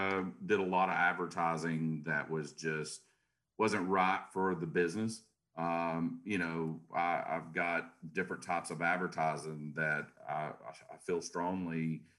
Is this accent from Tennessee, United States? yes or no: yes; Chattanooga, Tennessee, United States; So here in Chattanooga, Tennessee.